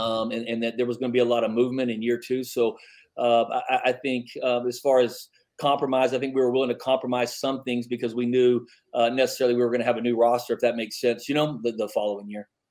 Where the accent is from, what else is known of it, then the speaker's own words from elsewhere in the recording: Midland, Texas, United States; now in El Paso, United States; I grew up in Midland